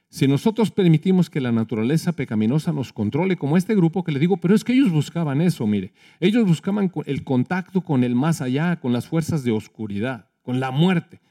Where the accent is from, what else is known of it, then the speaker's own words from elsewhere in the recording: Mexico; Somos mexicanos